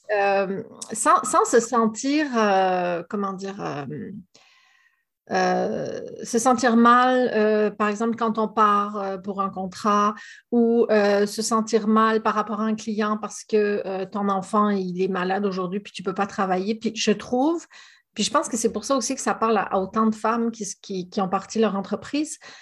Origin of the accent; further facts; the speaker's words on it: France; moved away as an adult; now in Gaspésie, Canada; comme mon accent ne l'indique pas, je suis quand même située au Québec. je suis française d'origine, mais ça fait plus de 15 ans que j'habite en, Gaspésie